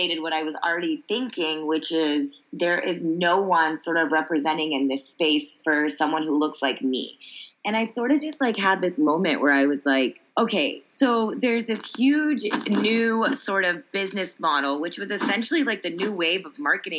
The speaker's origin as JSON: {"language": "English", "town": "Sugar Land", "region": "Texas", "country": "United States", "tie": "born or raised there", "also_born_or_lived": "Columbus, Ohio / New York City", "moved": "as an adult", "said": "I was a little Indian girl growing up in Sugar Land, Texas"}